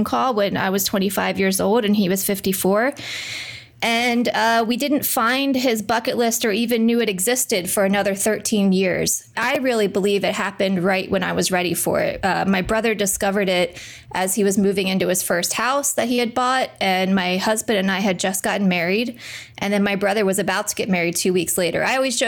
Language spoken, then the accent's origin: English; Wilmington, Delaware, United States; We were growing up in Wilmington, Delaware